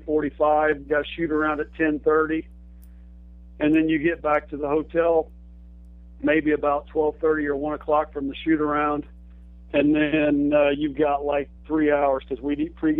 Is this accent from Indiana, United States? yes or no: yes; Michigantown, Indiana, United States; I'm from Michigantown, Indiana. My parents, you know, were hardworking, middle-class people. We didn't even take vacations, let alone fly